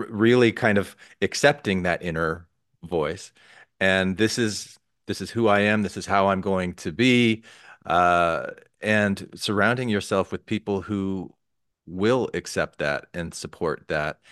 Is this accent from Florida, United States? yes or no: no; Arizona, United States; I didn't grow up in Utah, I grew up in Arizona